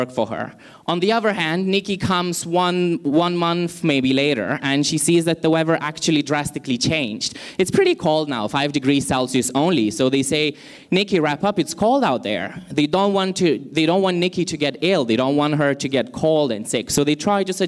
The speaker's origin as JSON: {"language": "English", "country": "Lithuania", "moved": "yes", "lives_now": "Malaysia", "said": "Originally, I come from Lithuania, but I've been in Malaysia for quite some time."}